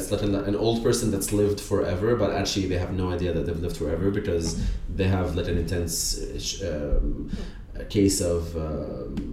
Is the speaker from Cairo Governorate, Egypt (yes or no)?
no; Alexandria Governorate, Egypt; I was from Stanley. I am from Stanley, and Stanley Bay had this the beautiful cabins that wrapped all the way around